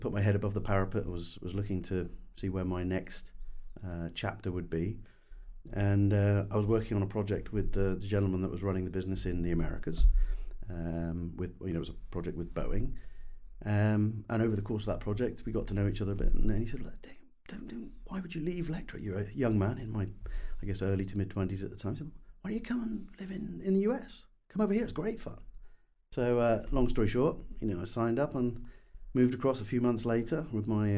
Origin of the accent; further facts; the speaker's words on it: United Kingdom; accent: English; also born or lived in United States; as a Brit in the US 20 years ago